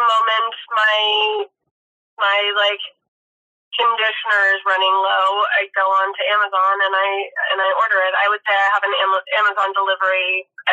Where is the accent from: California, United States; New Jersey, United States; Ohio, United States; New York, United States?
California, United States; Los Angeles; I grew up in Los Angeles.